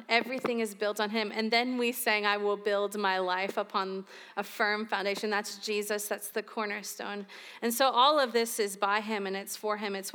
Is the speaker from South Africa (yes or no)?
no; St. Augustine, Florida, United States; I grew up here in St. Augustine, but I've lived in the panhandle of Florida.